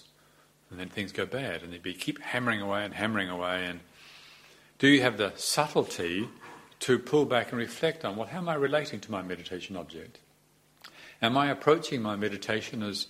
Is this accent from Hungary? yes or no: no; New Zealand; moved away as an adult; also born or lived in Thailand / Europe; Growing up in New Zealand